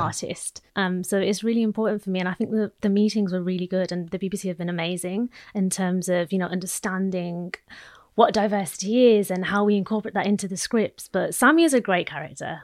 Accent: Midlands, United Kingdom; I'm a Midlands girl

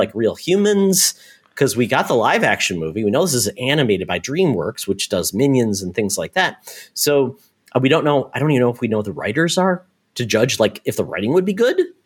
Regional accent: Michigan, United States; I grew up in Michigan, very close to Windsor, that area

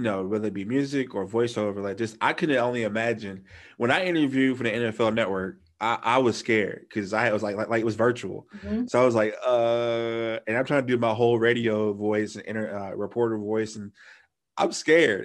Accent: the South, United States; I'm from the South

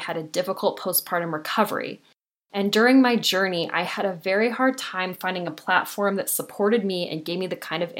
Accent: Southern California, United States; I was born and raised in Southern California, and I still live here now

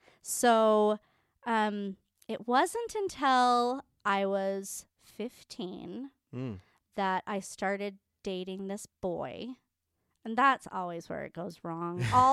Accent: Utah, United States; I was not, but I was raised in Utah.

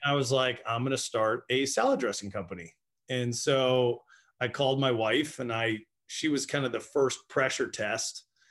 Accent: Annapolis, Maryland, United States; I'm from Annapolis, Maryland.

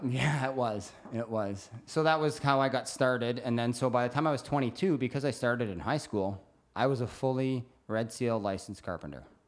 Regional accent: Brantford, Ontario, Canada; now in British Columbia, Canada; I'm from Brantford, Hamilton area, Burlington

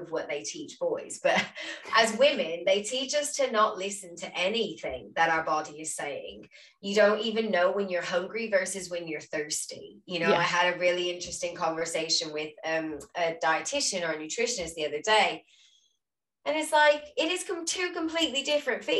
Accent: Louisiana, United States; I'm from Louisiana

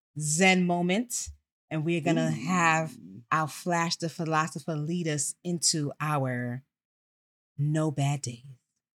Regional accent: New York City, New York, United States; It is your girl … You guys know I hail from Co-op City, Section 5.

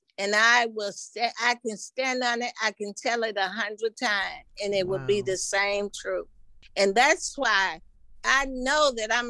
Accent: Taft, United States; My mother, and my father, you know, they taught me love. I grew up in Taft, and they taught me love.

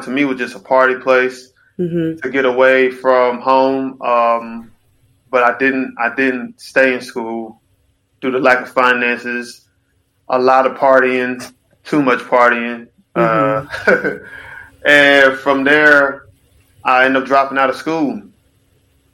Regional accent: Charlotte, North Carolina, United States; I had played basketball with Zay growing up in Charlotte

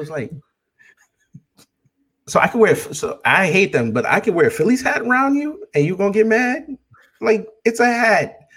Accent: Jamaica; because she doesn't represent I'm Jamaican, she doesn't represent me.

